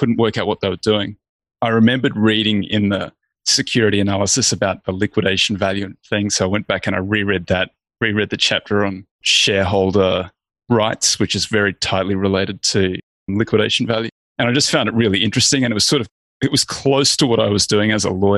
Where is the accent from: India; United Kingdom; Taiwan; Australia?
Australia; I'm Australian. I grew up in a little country town.